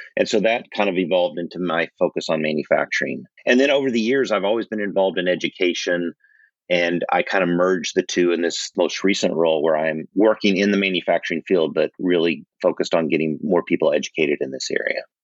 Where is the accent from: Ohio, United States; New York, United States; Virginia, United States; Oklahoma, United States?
Oklahoma, United States; I grew up in Oklahoma